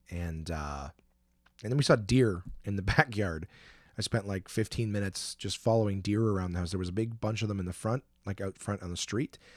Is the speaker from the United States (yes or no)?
yes; New York, United States; I'm from New York. I tell people all the time, you know, I pump, we pump our own gas.